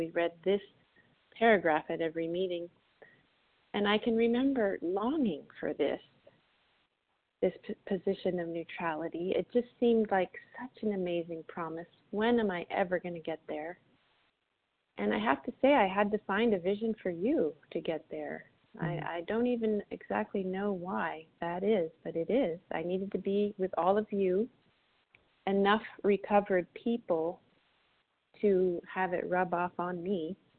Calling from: Florida, United States; gratefully recovered, calling in from Florida this morning.

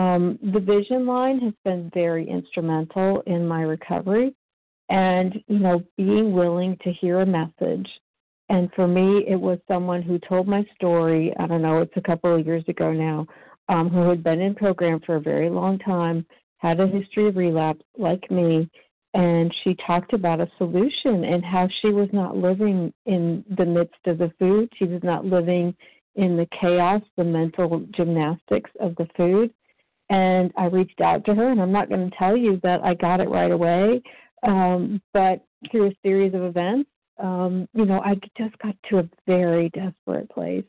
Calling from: Georgia, United States; It's … in Georgia.

